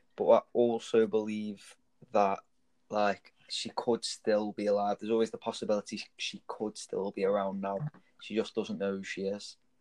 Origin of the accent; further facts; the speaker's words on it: Stoke-on-Trent, West Midlands, United Kingdom; I grew up in Bradwell, which is in England, Stanton. Stoke